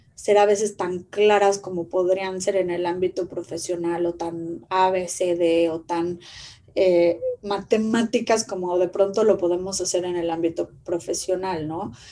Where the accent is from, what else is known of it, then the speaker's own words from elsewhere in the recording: Mexico; como mexicanos